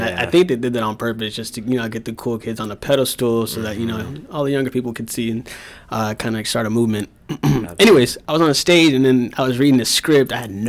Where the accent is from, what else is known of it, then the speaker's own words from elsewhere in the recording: Des Moines, Iowa, United States; also born or lived in Los Angeles; I was born in California.